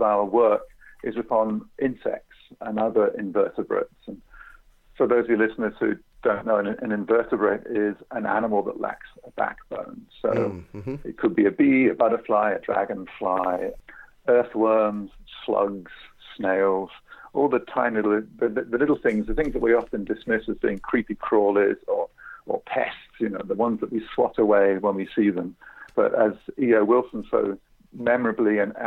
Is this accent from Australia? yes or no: no; United Kingdom; moved away as an adult; also born or lived in England / Essex; now in United States; I'm from Britain, been living here in the United States for 17 or 18 years now